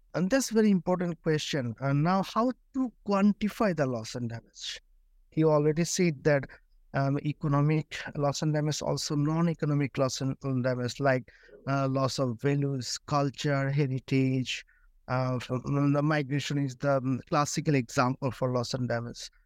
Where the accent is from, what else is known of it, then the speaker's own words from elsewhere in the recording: Bangladesh; I'm from Bangladesh, from one of the most vulnerable countries